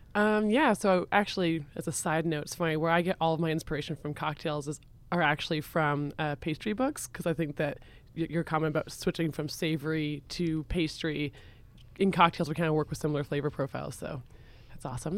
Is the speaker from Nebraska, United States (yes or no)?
no; Vermont, United States; I grew up in Vermont as well